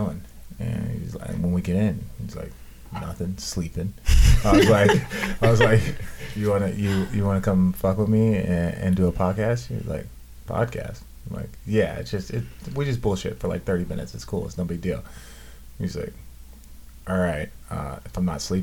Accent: Phoenix, Arizona, United States; my hometown

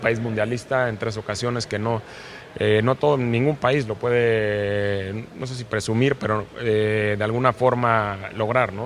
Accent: Mexico; como mexicanos

